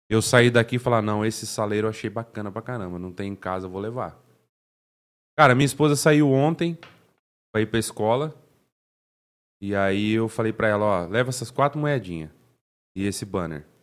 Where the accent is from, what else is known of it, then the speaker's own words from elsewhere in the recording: Cambé, Paraná, Brazil; E, e aí cresci em Cambé, aí minha mãe colocou eu no Senai.